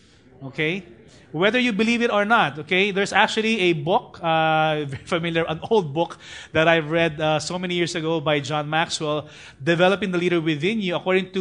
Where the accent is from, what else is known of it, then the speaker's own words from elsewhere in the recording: Parañaque, Metro Manila, Philippines; You know, in fact, I grew up in BF in Tahanan Village. There's actually an organization or association among the tricycle drivers. Whether you're the president of a TODA or the SATA or whatever in Parañaque